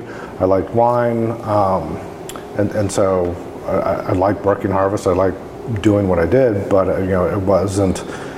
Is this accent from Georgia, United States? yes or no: no; Maine, United States; moved away as an adult; now in Oregon, United States; I grew up in Maine, so there's no wine industry, obviously, there. I'd moved out to Oregon because I'd gone to the University of Oregon for a year, my junior year of college, and decided I really liked it, and so I came back out here just to live in Oregon.